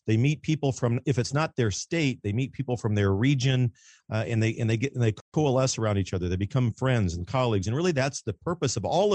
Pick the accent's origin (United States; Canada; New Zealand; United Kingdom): United States; Kansas City, Missouri; Born and raised in Kansas City, Missouri